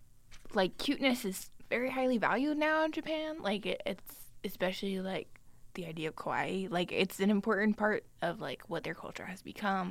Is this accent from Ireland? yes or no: yes; Ireland; Also, I'm Irish and my face is constantly red.